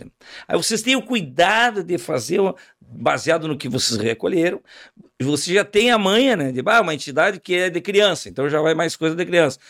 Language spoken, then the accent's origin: Portuguese; Uruguaiana, Rio Grande do Sul, Brazil; Quando eu era piá, lá em Uruguaiana